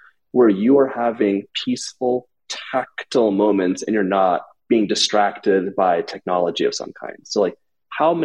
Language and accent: English; Los Angeles, California, United States; I grew up in Los Angeles